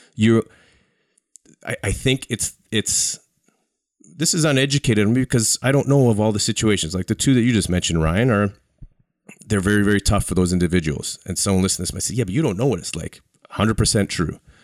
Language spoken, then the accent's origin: English; Canada; as a Canadian